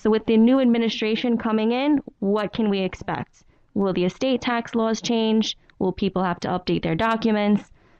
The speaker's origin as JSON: {"language": "English", "town": "New York City", "region": "New York", "country": "United States", "tie": "born or raised there", "said": "I grew up in Floral Park, Queens."}